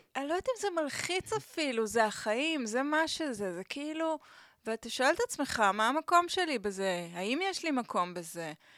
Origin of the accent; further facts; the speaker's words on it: Tel Aviv, Tel Aviv District, Israel; also born or lived in Barcelona; אני גדלתי בסביבה מאוד בוהמיאנית כזאתי